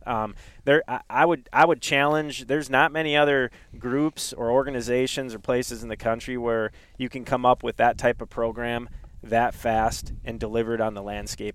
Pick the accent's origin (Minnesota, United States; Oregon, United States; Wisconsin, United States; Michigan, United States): Minnesota, United States; Duluth; I grew up in Duluth, Minnesota